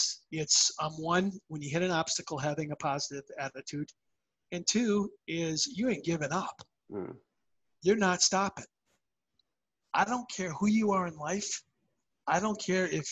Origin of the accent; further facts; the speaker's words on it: Minnesota, United States; I grew up playing hockey in Minnesota.